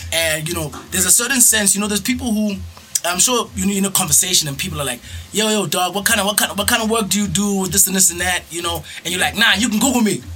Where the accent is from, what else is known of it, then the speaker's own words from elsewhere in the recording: Johannesburg, Gauteng, South Africa; Born and bred in JHB